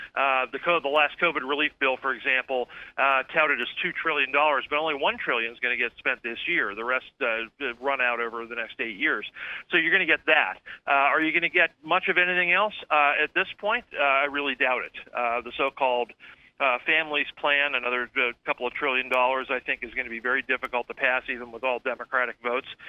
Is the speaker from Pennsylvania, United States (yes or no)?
yes; Pennsylvania, United States; my home state of Pennsylvania